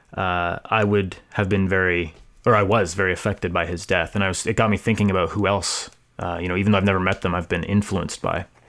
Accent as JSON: {"language": "English", "town": "Hamilton", "region": "Ontario", "country": "Canada", "lives_now": "Guelph, Canada", "said": "I am from Hamilton, Ontario, originally. I live in Guelph uh, right now"}